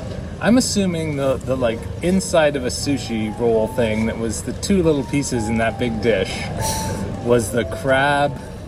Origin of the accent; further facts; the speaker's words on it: Gravenhurst, Ontario, Canada; I'm from Gravenhurst. I'm born and raised